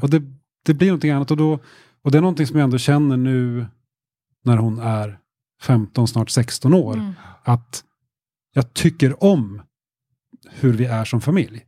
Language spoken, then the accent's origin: Swedish; Västernorrland County, Sweden; accent: vaguely Norrland tone; also born or lived in Kramfors / Norrbotten inland (parents); växte jag upp då i Ångermanland, längre söderut.